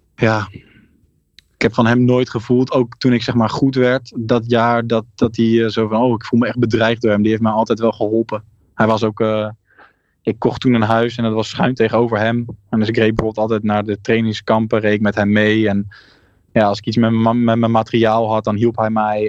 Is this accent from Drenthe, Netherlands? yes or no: no; South Holland, Netherlands; ik kwam natuurlijk uit Zuid-Holland